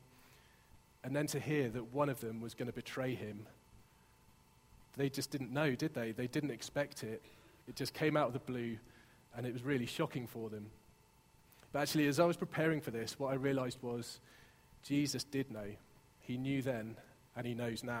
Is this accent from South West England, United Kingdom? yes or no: yes; Exeter, South West England, United Kingdom; moved away; also born or lived in Hertfordshire; you might tell by my accent, I grew up in Exeter